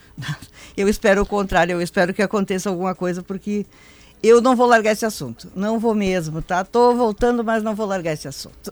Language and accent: Portuguese; Passo Fundo, Rio Grande do Sul, Brazil; moved away; Nasci lá, eu sou da Grande Passo Fundo.